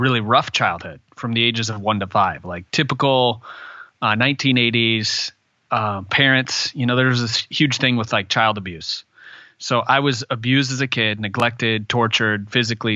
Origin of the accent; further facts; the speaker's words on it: Michigan, United States; growing up in Michigan and living in a really small town